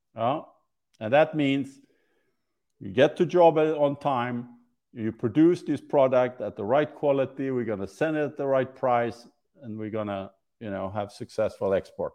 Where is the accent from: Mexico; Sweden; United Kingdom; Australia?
Sweden; moved away; I'm from Sweden